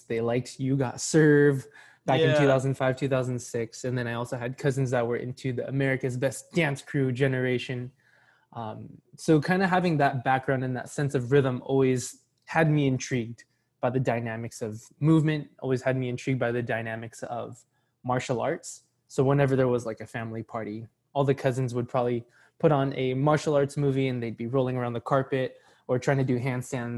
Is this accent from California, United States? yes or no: yes; Poway, California, United States; also born or lived in San Marcos / Escondido / Scripps Ranch / La Jolla; now in San Diego, United States; I grew up in Poway